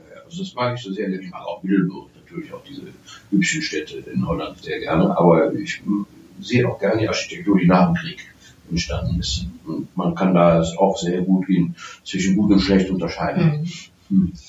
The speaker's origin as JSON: {"language": "German", "town": "Cologne", "region": "North Rhine-Westphalia", "country": "Germany", "said": "als Kölner"}